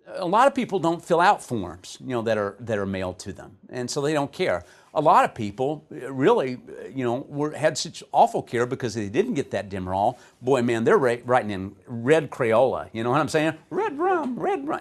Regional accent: Texas, United States; I'm from Texas

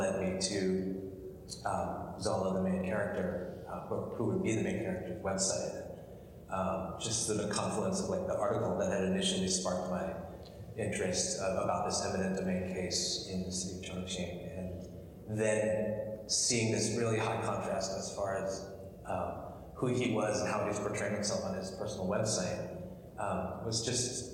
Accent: New Jersey, United States; I grew up in New Jersey

